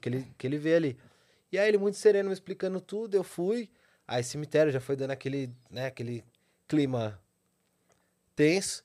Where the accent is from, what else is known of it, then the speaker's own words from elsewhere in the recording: São Paulo, Brazil; venho da Zona Sul de São Paulo. Pedreira, Zona Sul